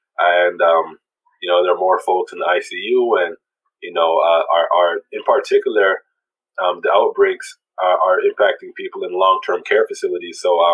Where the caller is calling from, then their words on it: Toronto, Ontario, Canada; Yeah, I'm calling from Toronto.